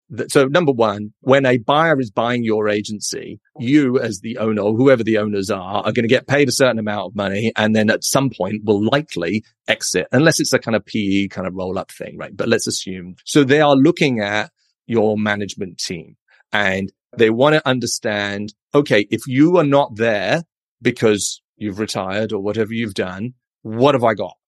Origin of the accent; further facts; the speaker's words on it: United Kingdom; moved away as an adult; also born or lived in London; now in San Francisco, United States; as you can probably tell from my accent. I'm a Brit.